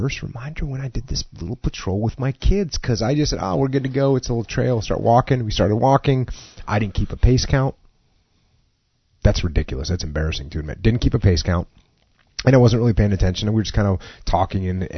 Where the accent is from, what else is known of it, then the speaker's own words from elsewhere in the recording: New England, United States; moved away; I grew up in New England